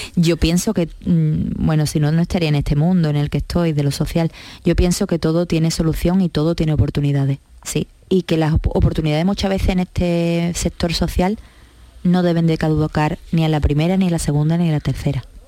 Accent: La Línea de la Concepción, Andalusia, Spain; yo soy de la línea de la Concepción, soy campos altareña, soy gaditana, soy andaluza y soy española

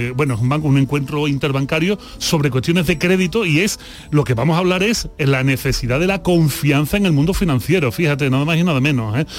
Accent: Seville, Andalusia, Spain; moved away as an adult; also born or lived in Mexico; Si yo soy de Sevilla, si yo me crio en la Macarena

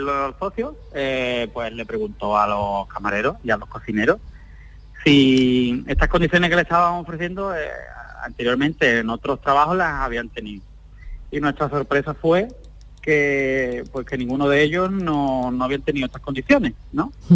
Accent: Algeciras, Andalusia, Spain; nosotros somos natales de Algeciras

